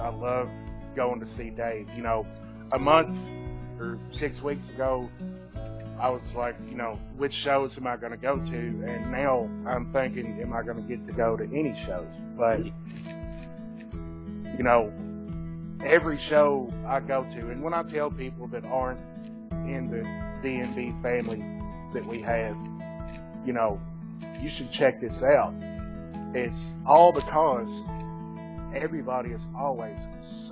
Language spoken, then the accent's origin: English; Eminence, Kentucky, United States; also born or lived in Shelbyville, Kentucky; I'm from Eminence, Kentucky, which is a real small town. I was raised by my grandparents way out in the country.